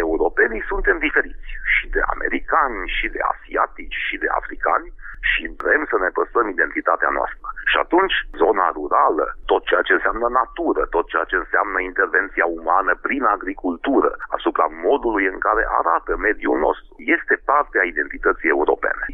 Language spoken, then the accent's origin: Romanian; Hunedoara, Hunedoara County, Romania; Eu m-am născut și trăiesc în Hunedoara